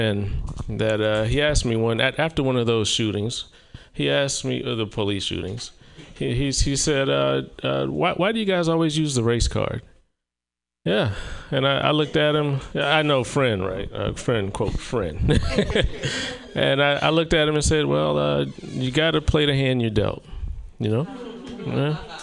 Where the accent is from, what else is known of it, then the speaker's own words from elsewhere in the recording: the South, United States; now in Oregon, United States; I'm from the South